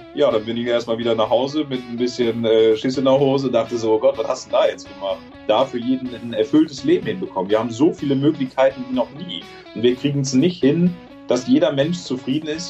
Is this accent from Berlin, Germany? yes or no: no; Trier, Rhineland-Palatinate, Germany; moved away as an adult; mit 18 bin ich ja aus äh, Trier, aus meiner Heimat äh, raus